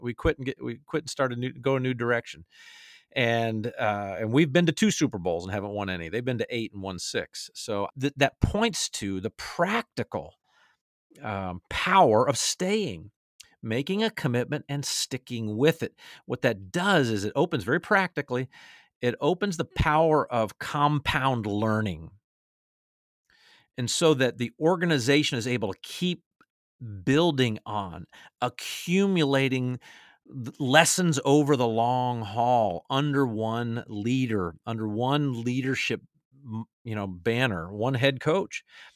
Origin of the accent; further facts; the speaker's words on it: Atlanta, Georgia, United States; my favorite team I root for now, my hometown Atlanta Falcons.